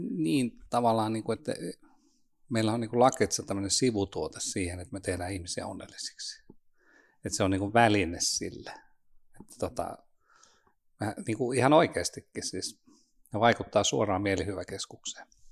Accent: Nurmo, South Ostrobothnia, Finland; now in Espoo, Finland; Nurmoosta, Etelä-Pohjanmaalta.

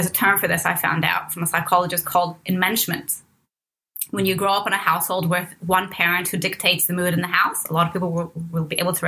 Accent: Cairo, Cairo Governorate, Egypt; moved away; I was born in Cairo, Egypt, and raised by my mom up until age four when my dad returned from the US

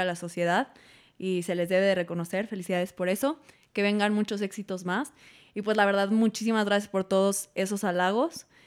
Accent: Mexico; como mexicanos tenemos

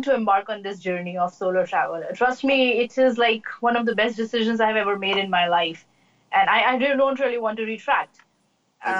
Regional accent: Delhi, India; I am from Delhi

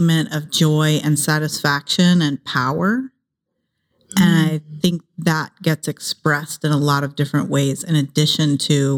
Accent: Ohio, United States; also born or lived in San Jose, California; now in Los Angeles, United States; I grew up in Ohio.

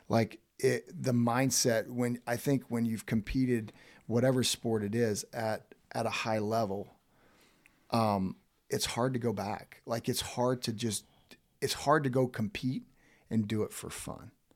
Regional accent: Woodville, Florida, United States; moved away; I grew up in a small town called Woodville that's fif-, not even fifteen minutes south of Tallahassee.

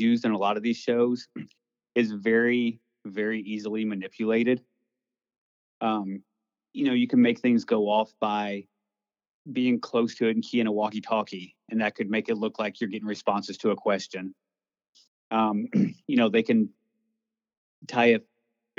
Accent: Missouri, United States; I was born and raised in Missouri and always grew up hearing ghost stories

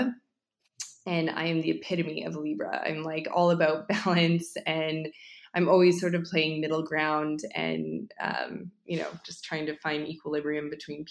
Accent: Edmonton, Alberta, Canada; moved away as an adult; now in New York, United States; I'm from Edmonton. And I was born and raised there, and I moved to New York about 10 years ago

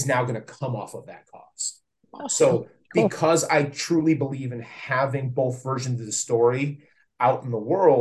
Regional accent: Plymouth, Michigan, United States; I still live fairly close by to my hometown

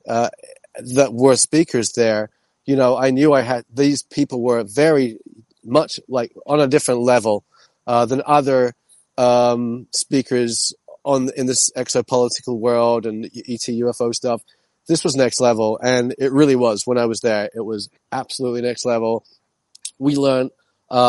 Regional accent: London, United Kingdom; moved away; also born or lived in New York City; I'm from London originally.

